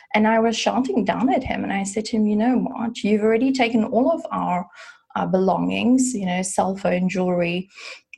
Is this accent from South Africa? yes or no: yes; South Africa; I grew up in South Africa and there you get it from the age of 18